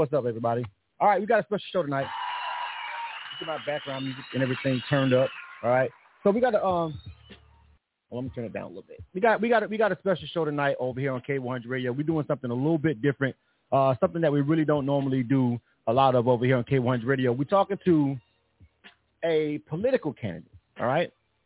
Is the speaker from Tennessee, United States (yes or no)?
no; Panama City, Florida, United States; in my hometown of Panama City, Florida